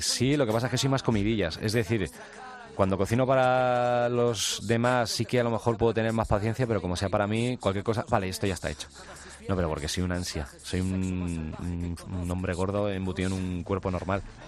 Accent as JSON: {"language": "Spanish", "town": "Alcalá", "country": "Spain", "said": "Yo soy de Alcalá"}